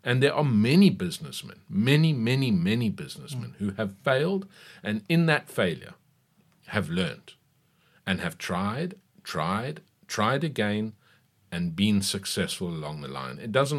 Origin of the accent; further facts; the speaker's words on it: KwaZulu-Natal, South Africa; also born or lived in Cape Town; I was born in Cape Town, raised in KwaZulu-Natal, went to university there.